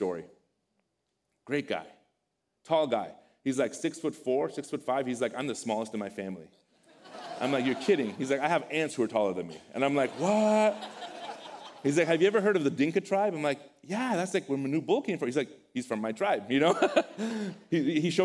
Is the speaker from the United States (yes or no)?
no; Iran; moved away; I come from Iran, a neighboring country. We speak a similar language